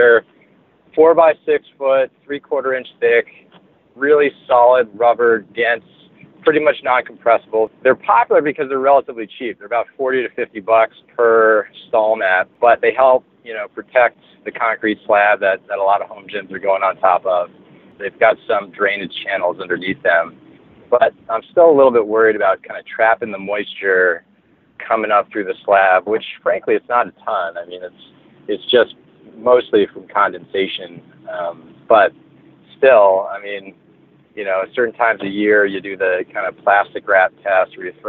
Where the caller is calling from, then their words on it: Cumberland, Maine, United States; I'm calling from Maine, Cumberland, Maine, just north of Portland.